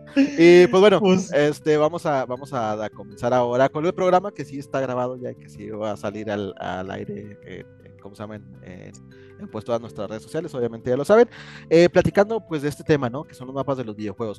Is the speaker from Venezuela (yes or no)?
no; Mexico; somos muy orgullosamente mexicanos